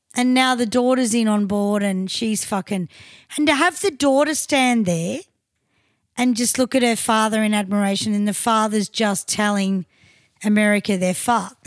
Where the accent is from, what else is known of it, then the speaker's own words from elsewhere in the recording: Australia; as an Australian